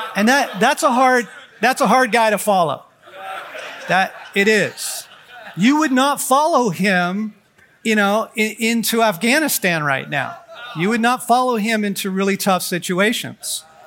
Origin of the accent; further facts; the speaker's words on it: Southern California, United States; moved away as an adult; now in Colorado, United States; I was raised in Southern California.